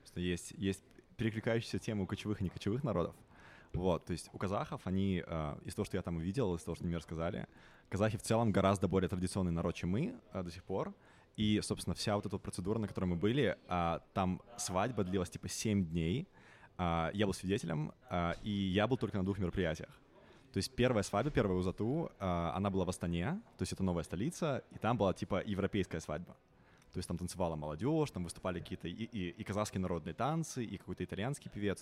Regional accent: Minsk, Belarus; moved away as an adult; now in London, United Kingdom; я белорус, а, я родился, вырос, а, вырос в Минске, но уже 9 лет я тут не проживаю

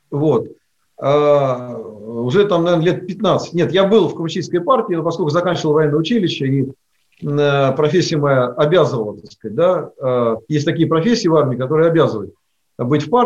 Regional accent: Ivanovo Oblast, Russia; поскольку моя родина Ивановской области э, и плюс мой родной город, то есть я там не турист с наездом

